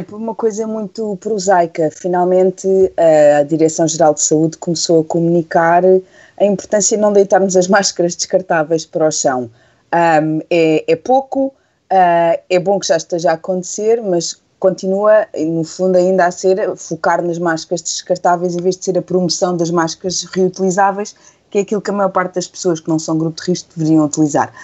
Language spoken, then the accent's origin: Portuguese; Setúbal, Portugal; Eu cresci em Setúbal